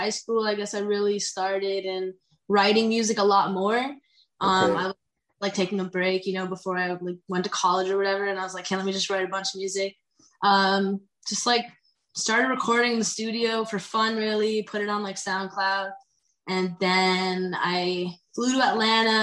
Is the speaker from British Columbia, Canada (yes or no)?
no; Toronto, Ontario, Canada; I'm from Toronto